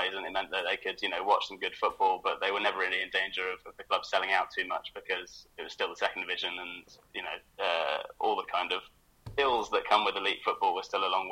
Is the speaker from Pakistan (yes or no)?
no; United Kingdom; now in Berlin, Germany; me as a British German